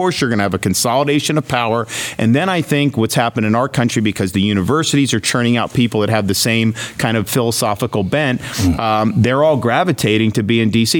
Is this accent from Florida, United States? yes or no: yes; Florida, United States; I'm from Florida